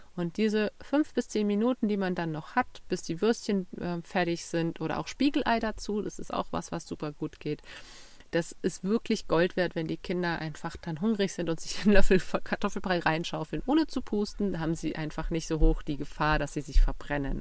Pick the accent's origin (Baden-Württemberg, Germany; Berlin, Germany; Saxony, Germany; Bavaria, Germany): Bavaria, Germany; Bei uns in Bayern